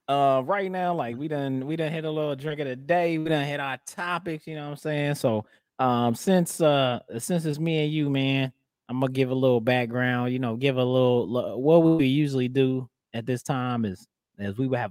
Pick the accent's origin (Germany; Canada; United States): United States; Midwest; even though I'm from the Midwest